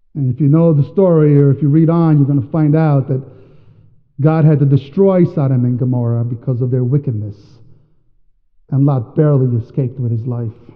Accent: New York, United States; also born or lived in Washington State; now in Washington, United States; I'm from New York

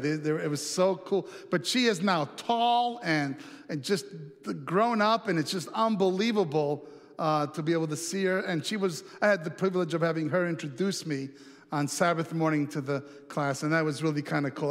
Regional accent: Italy; moved away; I have some really treasured memories uh, from growing up in Italy

